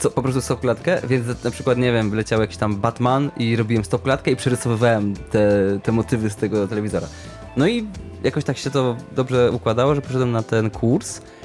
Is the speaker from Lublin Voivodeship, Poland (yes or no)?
no; Sieraków, Greater Poland, Poland; ja byłem, jestem z Sierakowa